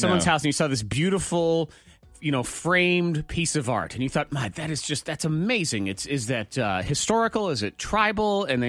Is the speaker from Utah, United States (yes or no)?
no; Cleveland, Ohio, United States; I'm from Cleveland.